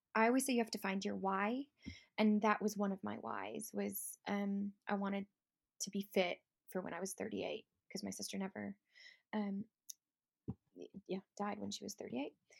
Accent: Chicago, Illinois, United States; moved away as an adult; now in Lake District, United Kingdom; I'm originally from Chicago, but I live in the Lake District and have been for the last sixteen years

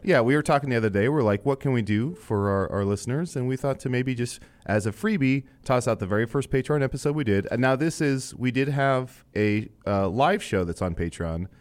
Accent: Illinois, United States; I was born in Illinois

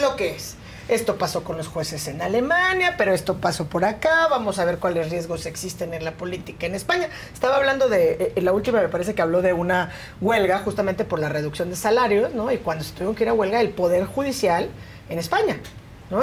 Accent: Oaxaca, Mexico; nací en Oaxaca

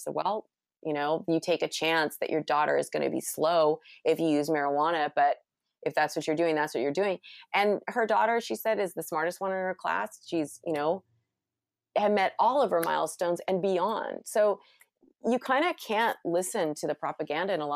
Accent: California, United States; I'm from California.

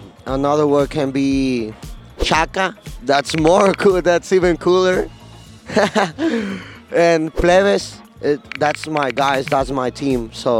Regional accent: Guadalajara, Jalisco, Mexico; I'm from Guadalajara

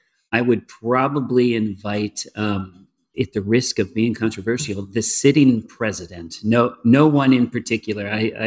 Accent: Peculiar, Missouri, United States; listen, I love growing up in the Midwest. I you know, the older I've become, the further I've come from Kansas City and in Peculiar, the more I've appreciated being a part of really understanding rural Missouri, rural life in the U.S.

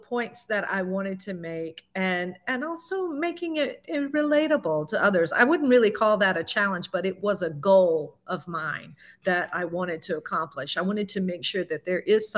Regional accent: the South, United States; accent: southern; also born or lived in Alabama; now in Palm Beach County, Florida, United States; my southern accent

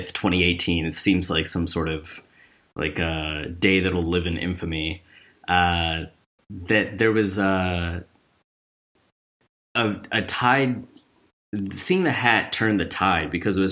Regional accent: Cleveland, Ohio, United States; moved away; also born or lived in Australia; I'm originally from Cleveland

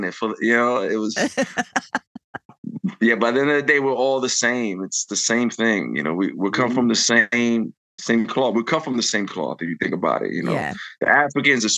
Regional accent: New York City, New York, United States; We're from New York, like you said. We're from New York

